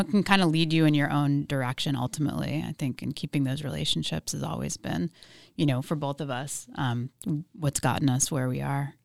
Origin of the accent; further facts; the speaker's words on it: Philadelphia, Pennsylvania, United States; moved away as an adult; also born or lived in New York / Oceanside / Bay Area; I grew up in Philadelphia.